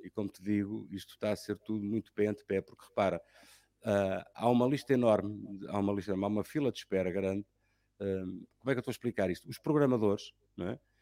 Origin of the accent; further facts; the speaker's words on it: Lisbon, Portugal; moved away as an adult; now in Sintra, Portugal; sou lisboeta de, de segunda geração, né? e gosto muito de ser lisboeta de segunda geração e adoro Lisboa